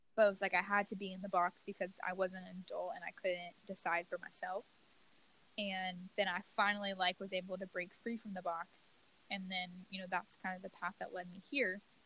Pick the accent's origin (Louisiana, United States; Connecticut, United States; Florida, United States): Louisiana, United States; moved away as an adult; I grew up in the South in you know Louisiana